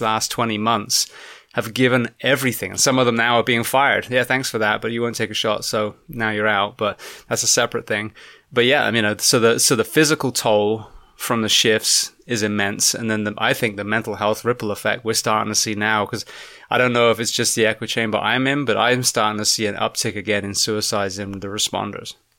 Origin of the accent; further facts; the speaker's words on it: England, United Kingdom; now in United States; back at my home country